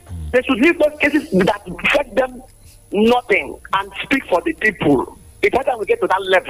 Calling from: Abeokuta, Ogun State, Nigeria; from Abikuta.

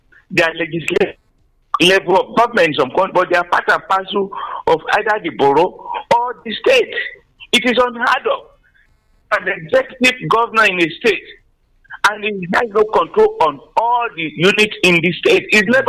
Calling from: Ijako, Ogun State, Nigeria; I'm calling from Ijako, Songo here.

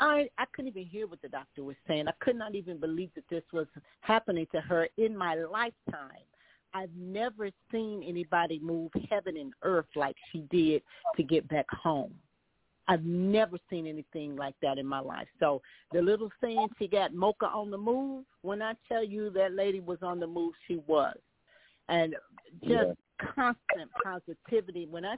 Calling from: Charlotte, North Carolina, United States; I'm from Charlotte, North Carolina

